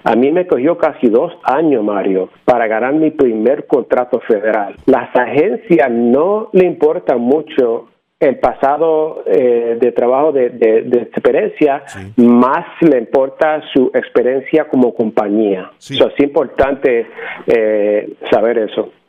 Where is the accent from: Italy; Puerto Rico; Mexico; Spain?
Puerto Rico; Arecibo; now in New Jersey, United States; Yo nací en Arecibo, Puerto Rico